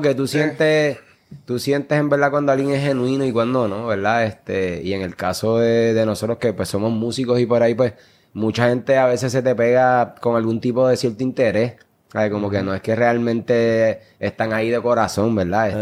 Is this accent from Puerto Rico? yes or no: yes; Puerto Rico; como jóvenes puertorriqueños